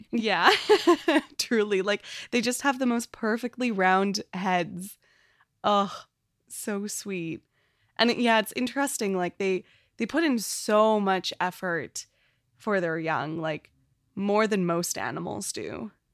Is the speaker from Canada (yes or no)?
yes; Canada; as a Canadian